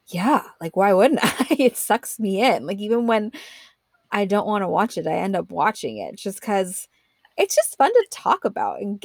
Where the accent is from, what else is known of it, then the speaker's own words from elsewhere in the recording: East Bay, California, United States; I grew up in the East Bay, it's more of like a housing like tract development system